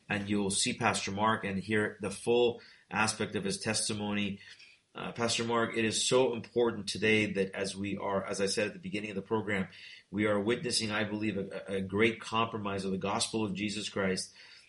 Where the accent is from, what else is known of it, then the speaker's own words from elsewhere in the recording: Iran; born there; first language Persian; English is a second language; I was born in Iran. {S2} Right. {S1} So our birth language is Farsi, not Arabic. We are not Arabs.